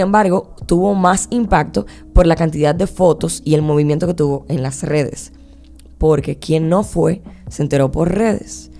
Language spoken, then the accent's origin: Spanish; Dominican Republic; aquí en mi país, aquí en mi generación